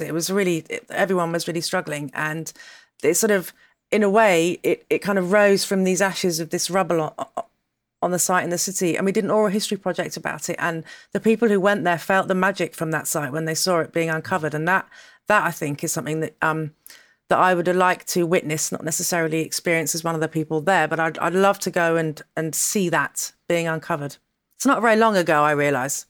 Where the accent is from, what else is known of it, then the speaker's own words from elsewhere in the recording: Dorset, South West England, United Kingdom; moved away; also born or lived in London / Rome; I grew up in Dorset